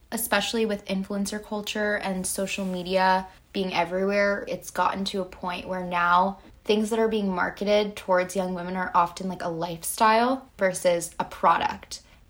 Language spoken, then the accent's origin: English; New York City, New York, United States; even though we're both from Brooklyn, New York, but both on the East Coast.